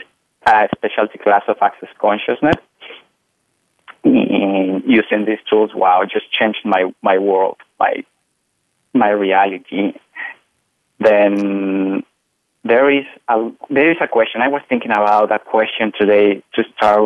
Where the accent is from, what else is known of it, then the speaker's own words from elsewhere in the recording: Mexico; I am from Mexico, so I was raised in a Catholic family.